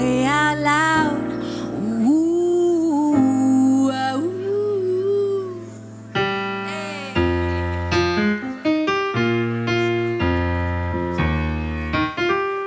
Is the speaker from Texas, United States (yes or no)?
yes; Austin, Texas, United States; now in Berlin, Germany; Austin's my hometown